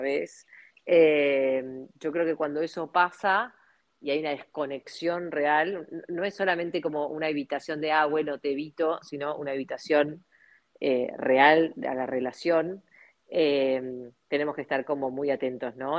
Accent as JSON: {"language": "Spanish", "country": "Argentina", "said": "como argentinos, como latinos que somos"}